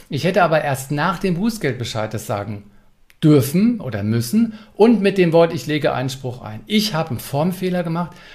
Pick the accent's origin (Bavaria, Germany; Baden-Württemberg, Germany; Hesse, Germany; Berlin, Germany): Berlin, Germany; Hat Frankfurt mich als Berliner ausreichend informiert?